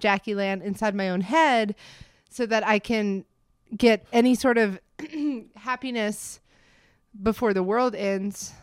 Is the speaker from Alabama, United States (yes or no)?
yes; Montgomery, Alabama, United States; moved away as an adult; also born or lived in Florida / Birmingham, Alabama / Denver / White Plains, New York; now in Greenville, United States; I was born in Montgomery, Alabama